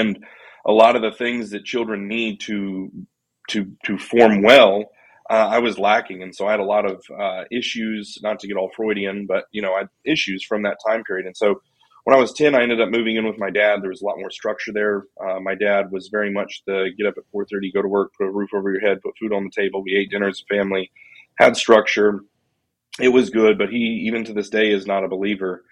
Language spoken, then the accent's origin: English; Colorado Springs, Colorado, United States; I was born in Colorado Springs, Colorado